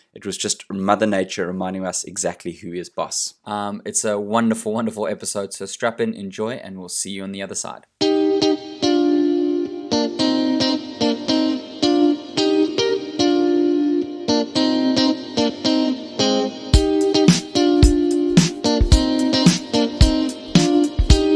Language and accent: English; South Africa; moved away; Coming from South Africa